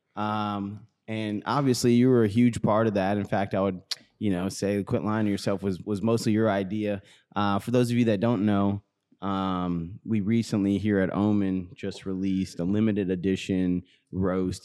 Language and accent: English; St. Louis, Missouri, United States; born or raised there